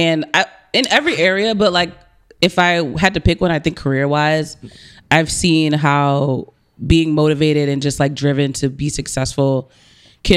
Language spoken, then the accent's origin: English; New Jersey, United States; now in Boston, United States; I'm from New Jersey.